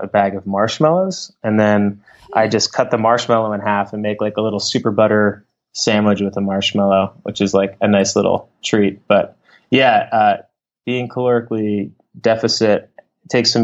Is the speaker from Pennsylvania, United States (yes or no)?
yes; Philadelphia, Pennsylvania, United States; I'm from Philadelphia